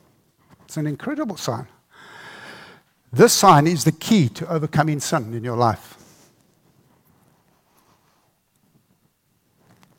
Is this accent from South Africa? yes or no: yes; South Africa; I grew up in South Africa under the apartheid regime